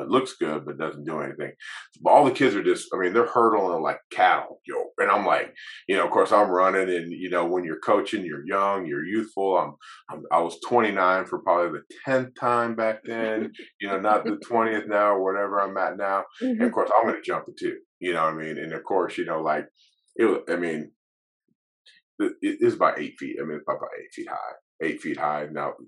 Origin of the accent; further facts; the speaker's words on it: Alaska, United States; also born or lived in Brooklyn, New York; I mean, I was born in Brooklyn, New York. I went to high school in Alaska, college in Colorado, coached in Texas, coached in Canada.